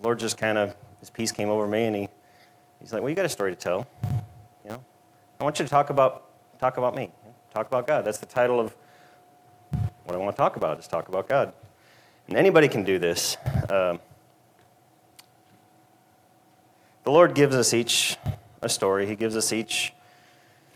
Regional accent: Minnesota, United States; moved away as an adult; I'm not from around here. I was born and raised in Minnesota, and grew up on a farm

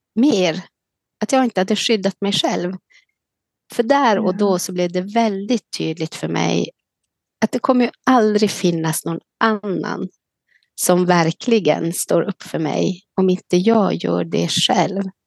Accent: Kiruna, Norrbotten County, Sweden; also born or lived in Karesuando; now in Leksand, Sweden; jag bor nu i Leksand sedan i augusti, men är född och uppvuxen i Kiruna

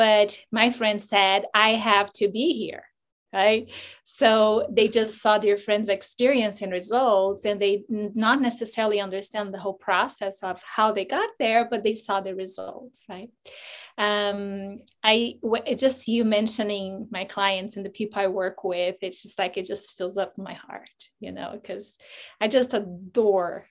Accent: Brazil; moved away as an adult; I'm from Brazil

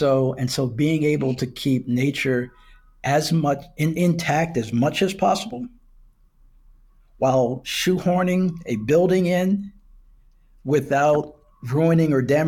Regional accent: Wilmington, Delaware, United States; I interned with the DuPont Company in my hometown of Wilmington, Delaware.

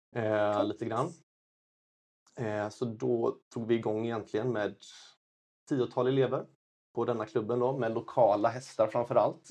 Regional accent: Kungsbacka, Halland County, Sweden; also born or lived in China; Jag kommer från Kungsbacka, Valda, strax söder om Göteborg

